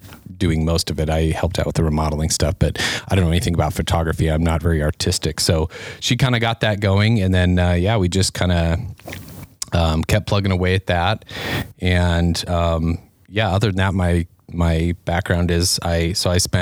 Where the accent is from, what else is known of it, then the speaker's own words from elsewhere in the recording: Denver, Colorado, United States; moved away as an adult; also born or lived in Fort Collins, Colorado; now in Sheridan, United States; I was born and raised in Denver, Colorado, and kind of moved all over the metro area